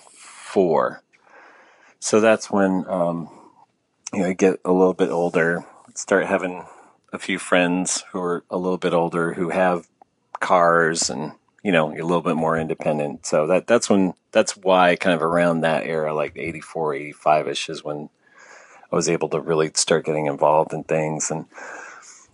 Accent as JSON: {"language": "English", "town": "San Jose", "region": "California", "country": "United States", "tie": "born or raised there", "moved": "as an adult", "lives_now": "Los Angeles, United States", "said": "I grew up in the San Jose, Sunnyvale area in California."}